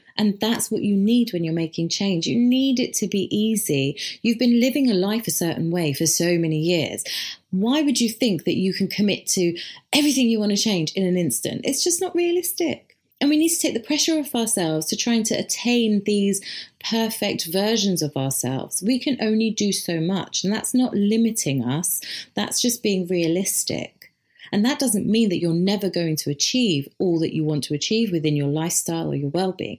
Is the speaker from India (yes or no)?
yes; India; as an Indian